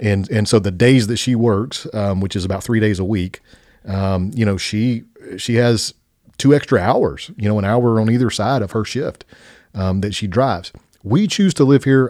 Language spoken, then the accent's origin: English; Spring Hill, United States; This is our hometown. This is where we went to K through twelve